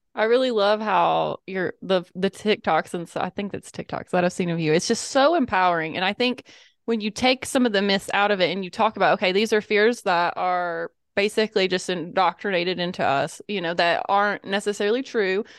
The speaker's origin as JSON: {"language": "English", "region": "the Bible Belt", "country": "United States", "tie": "born or raised there", "said": "I grew up in the Bible Belt"}